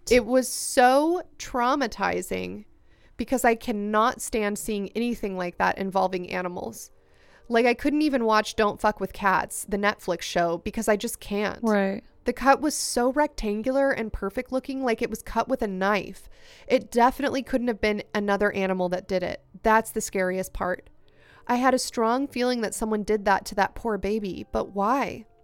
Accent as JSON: {"language": "English", "country": "United States", "said": "I mentioned that I'm Mexican American, so growing up, I would visit Mexico to see my family."}